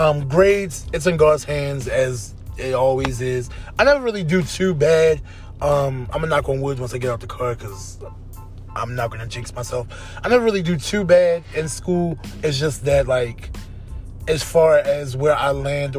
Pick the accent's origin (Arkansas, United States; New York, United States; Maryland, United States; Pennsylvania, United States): Maryland, United States; Baltimore; I'm from Baltimore